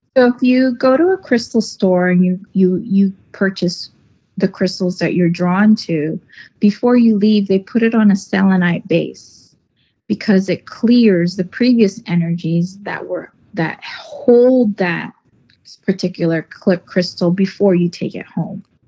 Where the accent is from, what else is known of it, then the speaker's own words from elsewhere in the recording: Northern California, United States; I'm from Northern California. I live in Northern California